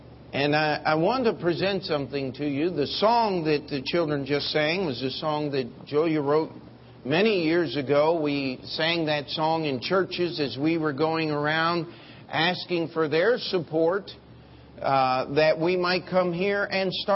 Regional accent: United States; as an American

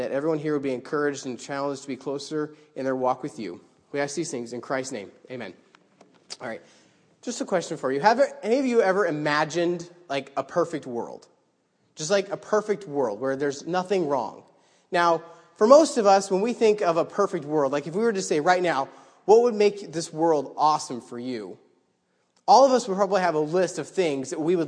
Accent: Idaho, United States; now in New York, United States; I grew up in Idaho

